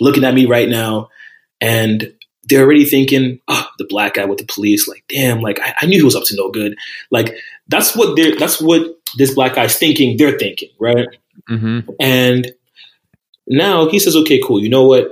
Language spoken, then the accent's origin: English; New Jersey, United States; I'm from Jersey